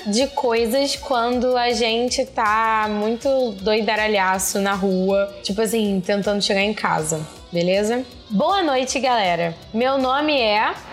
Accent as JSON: {"language": "Portuguese", "town": "Caxias", "region": "Rio de Janeiro", "country": "Brazil", "said": "Sou do bairro de Caxias, no Rio de Janeiro."}